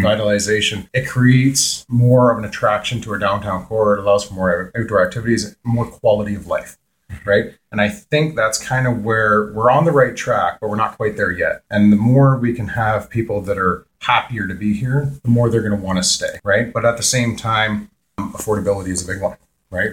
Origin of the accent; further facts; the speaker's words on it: Peterborough, Ontario, Canada; I was born and raised in Peterborough.